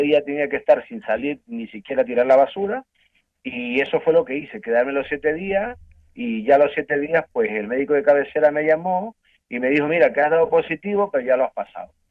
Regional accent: Ecuador; moved away as an adult; now in Spain; yo soy de Ecuador yo llevo casi 20 años en España

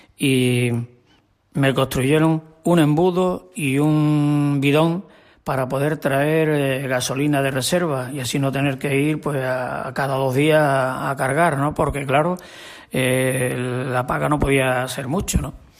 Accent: Mata de Alcántara, Extremadura, Spain; moved away; Yo soy de Mata de Alcántara.

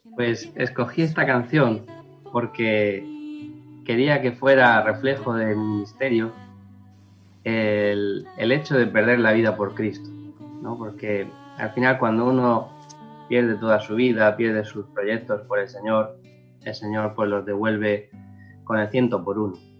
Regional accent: Los Alcázares, Region of Murcia, Spain; mi pueblo de los Alcázares

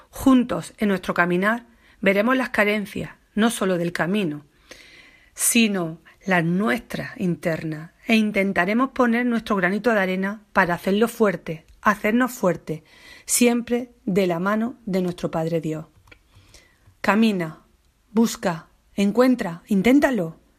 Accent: Baza, Andalusia, Spain; Soy bastetana, granaína, andaluza y española, y amo a mi tierra, a su gente

